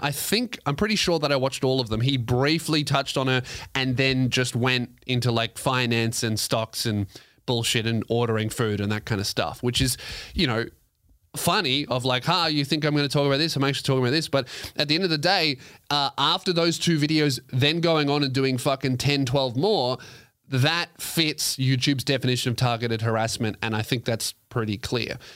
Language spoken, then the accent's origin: English; Australia; I'm Australian